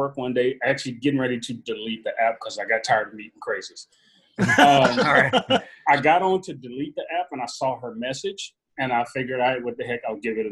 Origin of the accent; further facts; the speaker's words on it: Texas, United States; now in Cincinnati, United States; I'm strictly a Texas guy